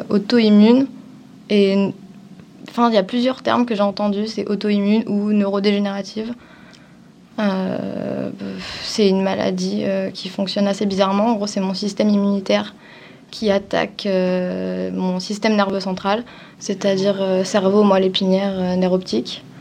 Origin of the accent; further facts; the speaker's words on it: Avignon, Provence-Alpes-Côte d'Azur, France; En vrai, j'ai beaucoup bougé en France, donc euh, mmh. je viens d'Avignon en gros, parce que c'est là où j'ai passé le plus clair de mon temps.